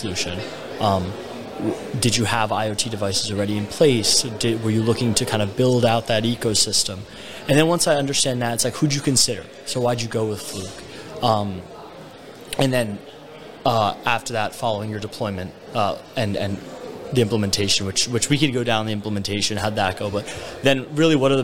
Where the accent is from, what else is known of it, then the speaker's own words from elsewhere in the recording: New Jersey, United States; moved away as an adult; also born or lived in Montreal, Canada; now in Miami, United States; I'm originally from New Jersey. Then spent a few years in Montreal.